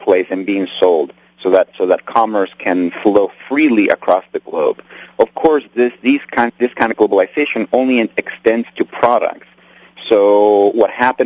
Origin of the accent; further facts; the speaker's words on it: Nicaragua; now in United States; I'm from Nicaragua, and I was born there and raised there